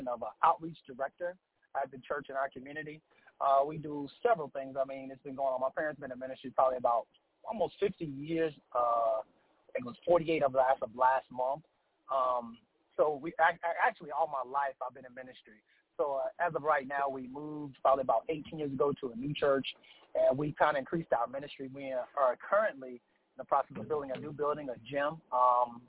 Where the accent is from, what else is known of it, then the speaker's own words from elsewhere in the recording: Charlotte, North Carolina, United States; also born or lived in Aiken, South Carolina; I'm from Charlotte, North Carolina, a youth pastor at Family Life Worship Center in Aiken, South Carolina